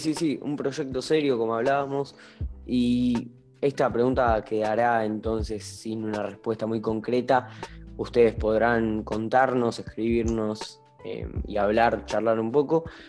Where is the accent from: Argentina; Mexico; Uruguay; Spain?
Argentina; el argentino en especial soy